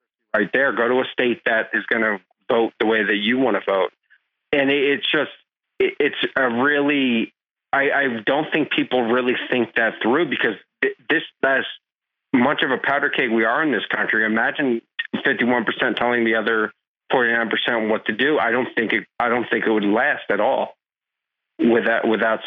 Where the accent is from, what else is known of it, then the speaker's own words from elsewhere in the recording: New Jersey, United States; growing up in New Jersey